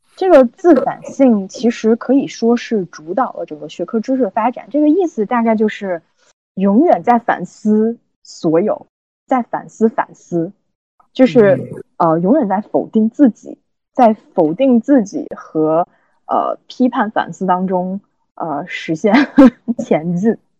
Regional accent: China; 我们都是中国人

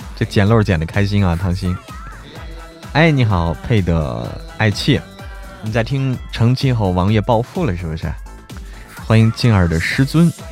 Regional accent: Hebei, China; now in Chengdu, China; 我是河北人，但是我在成都过年啊

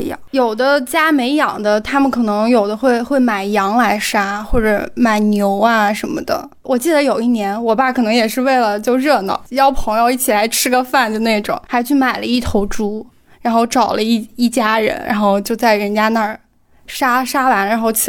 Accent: Yunnan, China; 我来自云南，是九零后。

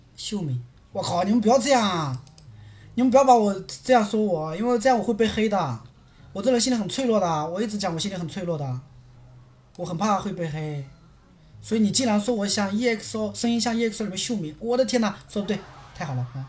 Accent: Quzhou, Zhejiang, China; also born or lived in South Korea; now in Ningbo, China; 我老家是衢州那边的

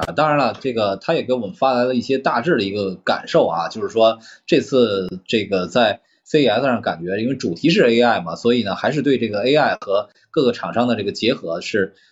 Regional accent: China; 我们中国人

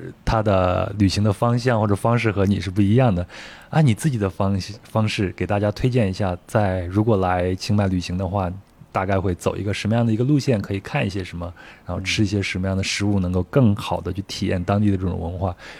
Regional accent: Yunnan, China; 也就是我们云南人说的蘸水，

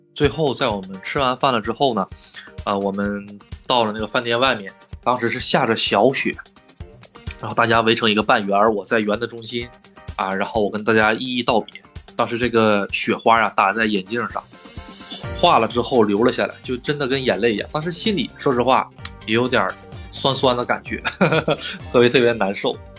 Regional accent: China; moved away as an adult; now in Japan; 我在日本受到了很多很多欺负，就是因为你是外国人，就是因为你是中国人

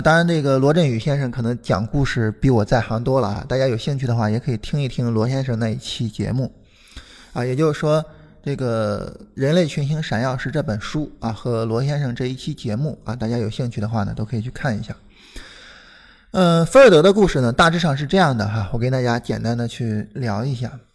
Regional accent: Shandong, China; now in Beijing, China; 我是山东的

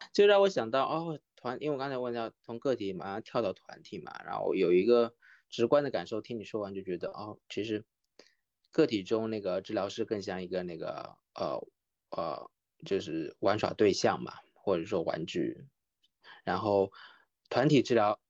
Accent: Kunshan, Jiangsu, China; accent: Kunshan dialect; moved away as an adult; also born or lived in Taiwan; 我已经回到了我的家乡昆山了，昆山在上海和苏州之间

